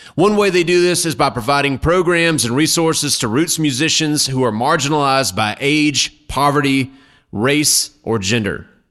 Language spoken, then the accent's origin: English; Mississippi, United States; moved away; I'm from Mississippi originally